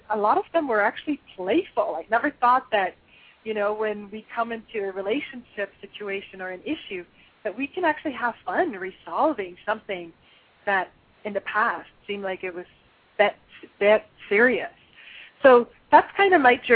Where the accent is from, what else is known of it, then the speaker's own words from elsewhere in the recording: Switzerland; moved away; I'm originally from Switzerland, and in Switzerland, I think it was the age of 7 or 8, I actually had to take a bicycling test.